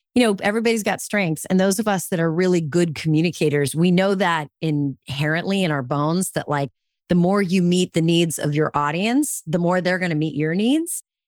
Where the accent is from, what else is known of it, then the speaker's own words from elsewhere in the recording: California, United States; I grew up in California